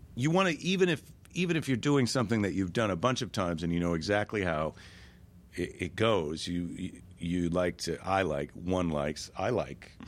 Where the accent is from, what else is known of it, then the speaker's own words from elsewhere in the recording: Minneapolis, Minnesota, United States; Minneapolis, my hometown